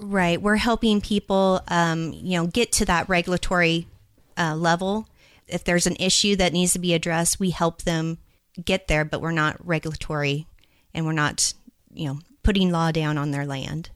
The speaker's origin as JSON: {"language": "English", "town": "Albany", "region": "Oregon", "country": "United States", "also_born_or_lived": "California / Louisiana", "moved": "yes", "lives_now": "Idaho, United States", "said": "I'm originally from Oregon."}